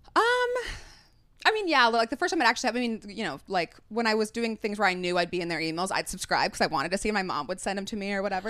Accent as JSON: {"language": "English", "region": "Utah", "country": "United States", "tie": "born or raised there", "moved": "as an adult", "said": "I grew up in Utah"}